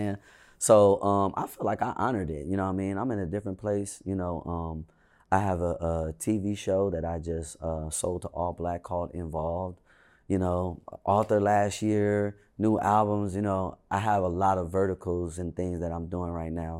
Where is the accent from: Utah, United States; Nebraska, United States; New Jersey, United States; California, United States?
California, United States; Inglewood; I really only act like I'm from Inglewood